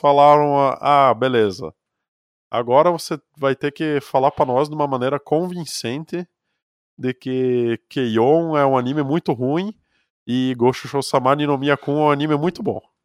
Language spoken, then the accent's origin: Portuguese; Brazil; accent: sotaque de colonão do interior; como eu tenho sotaque de colonão do interior